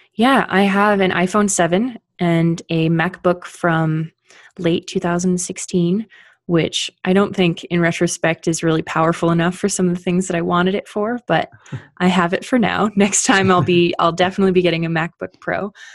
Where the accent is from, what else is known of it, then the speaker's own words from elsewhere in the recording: Canada; now in Colorado, United States; I am Canadian, living in Colorado